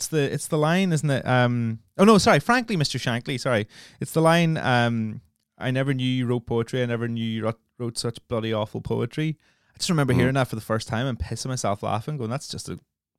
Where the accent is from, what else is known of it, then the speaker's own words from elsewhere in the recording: Northern Ireland, United Kingdom; obviously growing up in Northern Ireland is very much like growing up in the north of England.